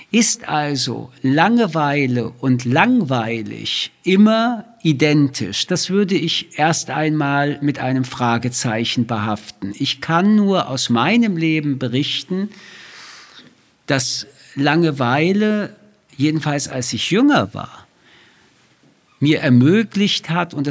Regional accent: Paris, Île-de-France, France; born there; Wie Sie wissen, bin ich in Paris geboren.

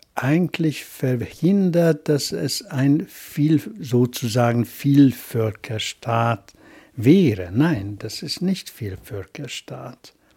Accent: Hungary; first language Hungarian; German is a second language; ich schreibe immer als ungarischer Autor. Das ist meine Muttersprache.

